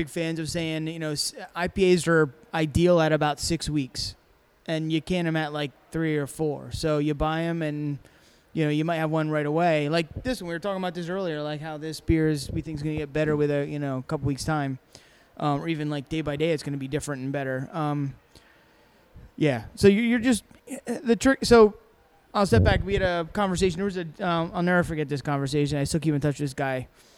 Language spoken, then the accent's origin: English; South Africa; He's I'm from South Africa.